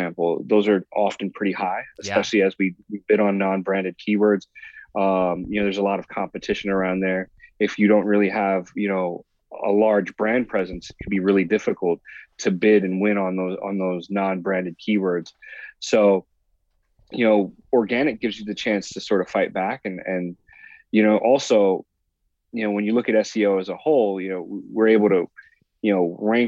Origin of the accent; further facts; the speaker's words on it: Puerto Rico; now in San Diego, United States; I grew up in Puerto Rico as a kid